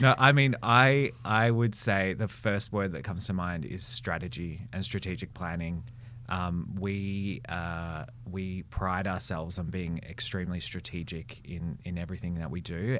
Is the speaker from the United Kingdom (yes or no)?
no; Melbourne, Victoria, Australia; I grew up in Melbourne, born and bred